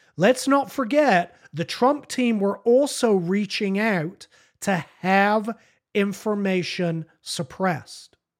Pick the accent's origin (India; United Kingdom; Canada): United Kingdom; now in United States; I consider myself an American, but I'm not an American. I'm a British citizen.